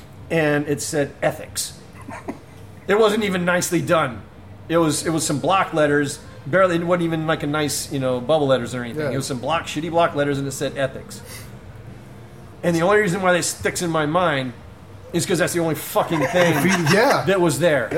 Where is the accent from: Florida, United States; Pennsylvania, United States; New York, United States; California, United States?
Florida, United States; Destin; moved away; In my hometown in Destin, Florida.